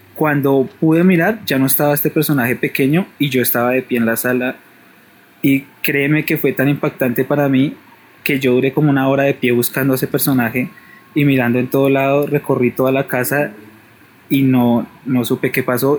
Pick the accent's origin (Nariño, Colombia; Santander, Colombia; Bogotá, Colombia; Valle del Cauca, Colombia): Bogotá, Colombia; yo soy de Bogotá, vivía en una casa